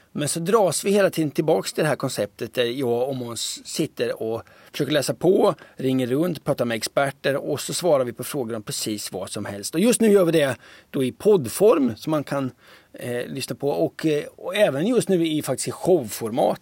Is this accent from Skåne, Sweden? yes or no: no; Linköping, Östergötland, Sweden; accent: Östergötland dialect; moved away; jag är uppvuxen i Linköping. Jag flyttade därifrån vid 90, vad, 94 eller något sånt där